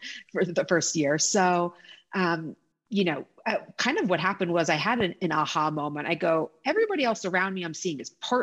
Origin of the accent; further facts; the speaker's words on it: New York City, New York, United States; I'm a proud New Yorker, born and raised